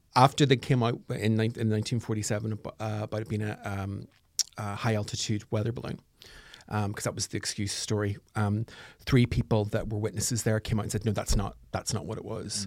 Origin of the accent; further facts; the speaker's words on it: Northern Ireland, United Kingdom; I'm from Northern Ireland.